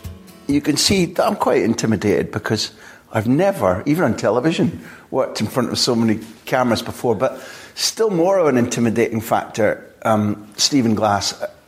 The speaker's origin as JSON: {"language": "English", "town": "Aberdeen", "region": "Scotland", "country": "United Kingdom", "tie": "born or raised there", "said": "the northeast of Scotland, Aberdeen, my hometown."}